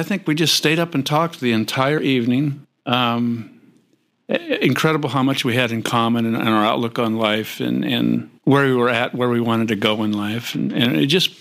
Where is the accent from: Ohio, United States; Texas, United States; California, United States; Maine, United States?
California, United States; Southern; I grew up down here in Southern California